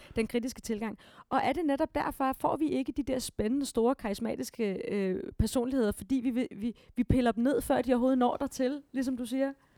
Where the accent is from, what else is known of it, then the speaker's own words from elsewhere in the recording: Denmark; vi danskere